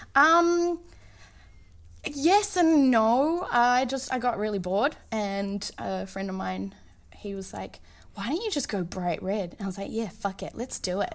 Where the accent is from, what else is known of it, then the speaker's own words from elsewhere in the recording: Auckland, New Zealand; moved away as an adult; also born or lived in Boston; now in Los Angeles, United States; I was out in the Waitakere, s, where I was born and raised